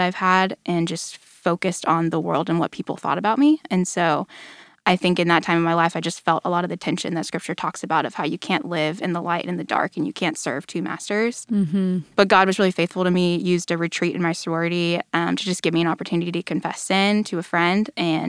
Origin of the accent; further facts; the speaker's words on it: Allen, Texas, United States; I grew up in Allen, which is just a little ways north of here.